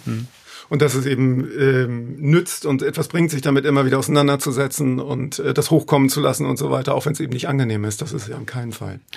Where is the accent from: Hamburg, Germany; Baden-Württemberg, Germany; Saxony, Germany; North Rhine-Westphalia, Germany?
Hamburg, Germany; Stelling, da komme ich her. Das ist eigentlich auch der schönste Stadtteil der Welt. Hamburg-Stelling, wo ich aufgewachsen bin